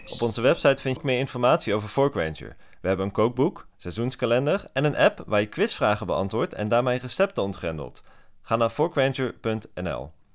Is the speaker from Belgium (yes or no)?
no; Switzerland; now in Amsterdam, Netherlands; ik groeide op in Zwitserland